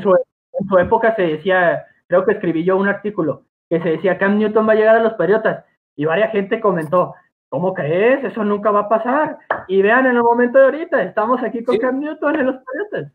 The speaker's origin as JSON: {"language": "Spanish", "country": "Mexico", "said": "todos nosotros somos de México"}